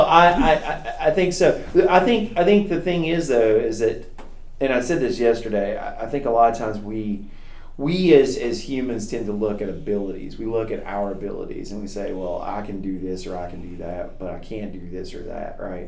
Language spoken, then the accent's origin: English; Kentucky, United States; I grew up in Kentucky, and and uh, my mom and dad took me to church every time the doors were open